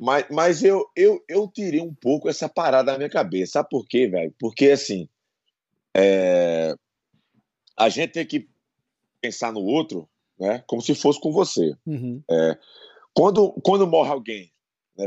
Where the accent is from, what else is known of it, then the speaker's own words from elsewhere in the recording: Brazil; also born or lived in São Paulo, Brazil / Bahia, Brazil / Paraíba, Brazil; eu nasci em São Paulo, né? Uhum. Mas eu fui embora muito, muito novo. Eu fui embora com sete anos para Bahia, da Bahia Paraíba, né? Passei 25, 22, 23 anos